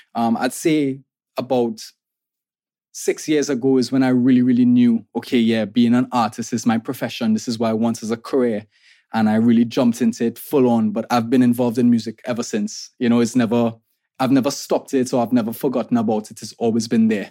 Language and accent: English; Trinidad & Tobago; I'm an artist from Trinidad and Tobago